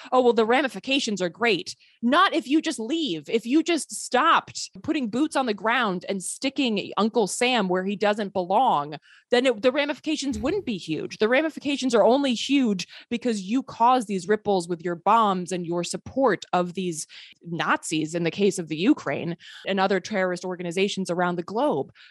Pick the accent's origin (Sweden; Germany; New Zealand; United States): Sweden; I grew up partially in Sweden. I'm a, a, Swedish citizen.